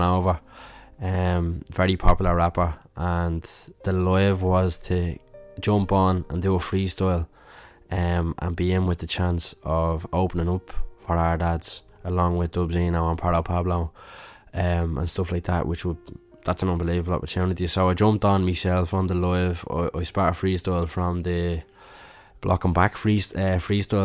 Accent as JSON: {"language": "English", "country": "Ireland", "said": "being Irish"}